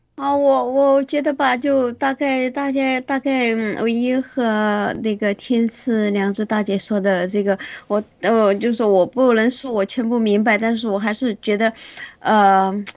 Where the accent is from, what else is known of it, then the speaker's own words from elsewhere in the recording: China; 我们中国人没有这种制度嘛